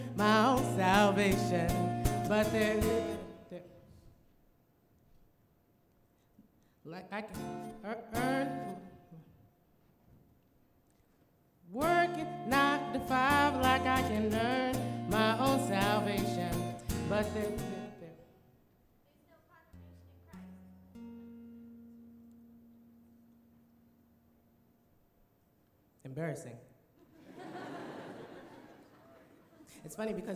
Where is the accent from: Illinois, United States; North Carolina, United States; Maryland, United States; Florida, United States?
Illinois, United States; moved away as an adult; also born or lived in New Jersey / Tennessee; now in Loma Linda, United States; I grew up in Illinois